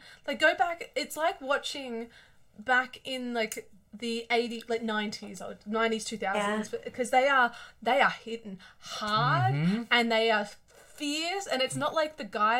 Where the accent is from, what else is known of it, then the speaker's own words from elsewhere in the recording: Victoria, Australia; I am a Mexican from Victoria, so we didn't get out much.